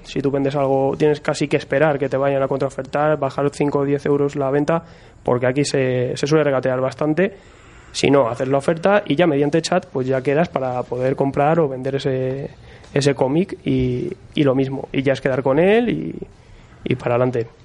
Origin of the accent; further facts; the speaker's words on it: Madrid, Community of Madrid, Spain; somos de Madrid.